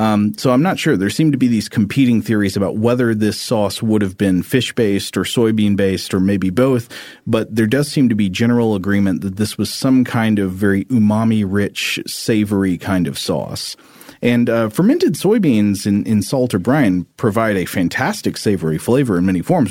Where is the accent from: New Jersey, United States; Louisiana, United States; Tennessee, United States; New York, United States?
Tennessee, United States; Chattanooga; my hometown newspaper. The Chattanooga Times Free Press